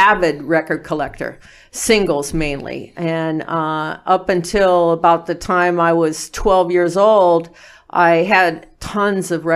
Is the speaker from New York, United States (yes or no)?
no; Lawndale, California, United States; also born or lived in Inglewood, California; I was born in Inglewood, California. And I was not in Inglewood for very long. We moved out to Lawndale. So I went to Lawndale schools, Lawndale High School